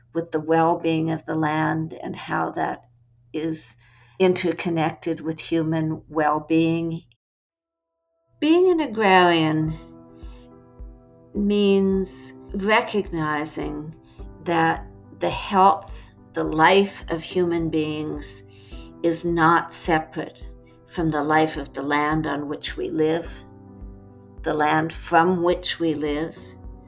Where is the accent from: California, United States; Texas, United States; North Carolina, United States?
California, United States; moved away; Being a Californian, I grew up, frankly, thinking about land as real estate